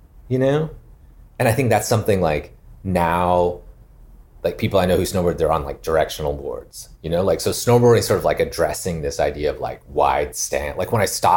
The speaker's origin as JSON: {"language": "English", "town": "Calgary", "region": "Alberta", "country": "Canada", "tie": "born or raised there", "moved": "yes", "lives_now": "Los Angeles, United States", "said": "growing up in Calgary"}